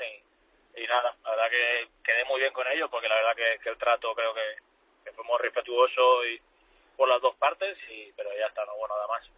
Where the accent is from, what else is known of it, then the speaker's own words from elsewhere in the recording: Alcoy, Valencian Community, Spain; moved away; yo soy de Alcoy, es, de donde he salido